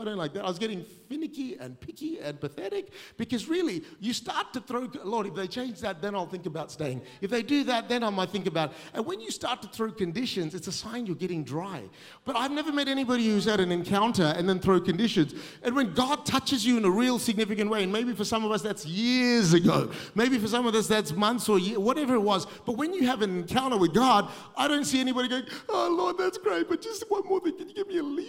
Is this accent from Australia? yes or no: yes; Australia; I'm too Asian to be Aussie, but I'm too Aussie to be Asian, so I fit nowhere.